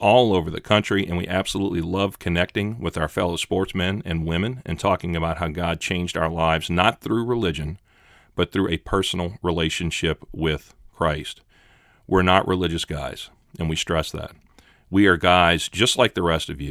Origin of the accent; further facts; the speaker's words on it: Mandeville, Louisiana, United States; that's my town, Mandeville